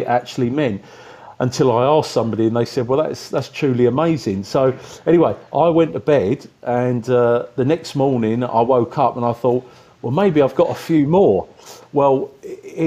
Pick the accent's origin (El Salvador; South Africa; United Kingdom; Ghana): United Kingdom; Rainham, South East England; moved away as an adult; now in China; I'm actually from the Medway Towns in Kent, from Raynham.